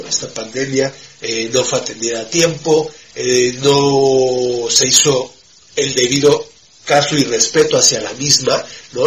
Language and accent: Spanish; Mexico; como los mexicanos